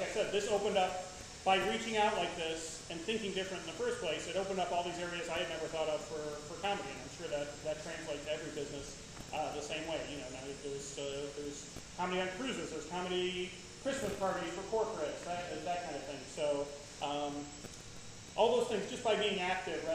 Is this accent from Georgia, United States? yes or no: no; Chicago, Illinois, United States; I'm a Midwest person. I grew up in Chicago